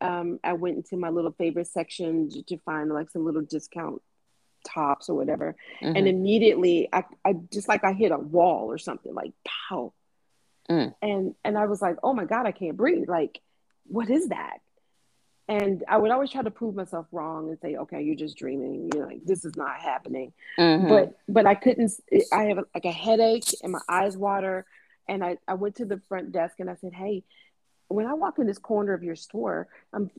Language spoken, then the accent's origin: English; Ohio, United States; I'm from Ohio.